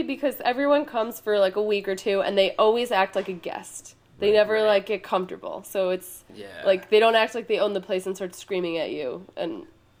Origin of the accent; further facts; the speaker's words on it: Long Island, New York, United States; moved away as an adult; now in Brooklyn, United States; I'm from New York. I'm from Long Island though. So Brooklyn was always like a place I hung out and I always wanted to live here. Gotcha. And yeah, I've lived here for about a year and a half.